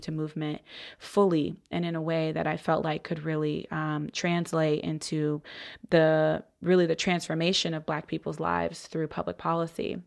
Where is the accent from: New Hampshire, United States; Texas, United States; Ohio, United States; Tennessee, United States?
Ohio, United States; Columbus; I'm originally from Columbus, Ohio